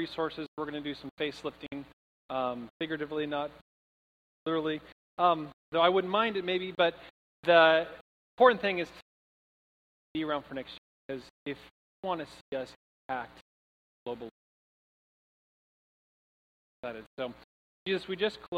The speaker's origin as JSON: {"language": "English", "town": "Troutdale", "region": "Oregon", "country": "United States", "moved": "yes", "said": "I'm from Oregon, and the weather we're having today, the storm of the decade, is like an average day where I'm from. Like, in Troutdale, which is like 30 minutes east of Portland"}